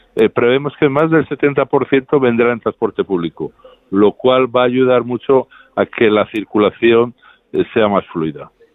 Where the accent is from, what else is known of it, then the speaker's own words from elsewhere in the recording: Spain; Yo como español